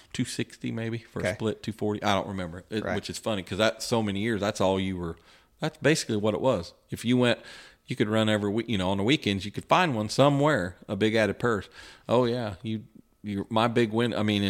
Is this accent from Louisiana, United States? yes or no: no; West Lafayette, Indiana, United States; He's from Northern Indiana. I was from West Lafayette, but we got to talking and kind of hit it off